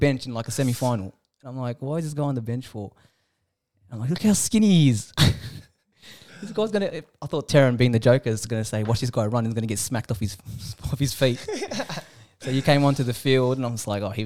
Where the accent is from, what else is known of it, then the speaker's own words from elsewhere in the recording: New South Wales, Australia; also born or lived in Sydney; now in Melbourne, Australia; I'm from New South Wales